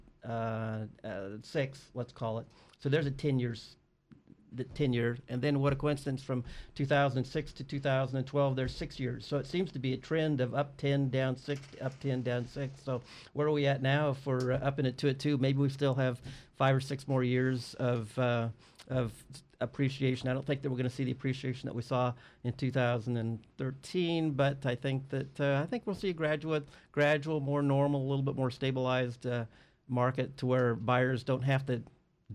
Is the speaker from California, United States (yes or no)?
yes; Morro Bay, California, United States; also born or lived in Cambria / Bakersfield; I'm a local boy here. I grew up in Morro Bay in Cambria